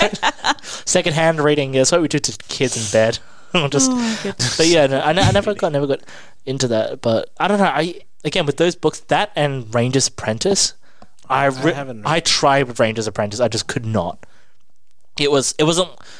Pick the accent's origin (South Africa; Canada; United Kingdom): United Kingdom; England; also born or lived in Ireland; I grew up in England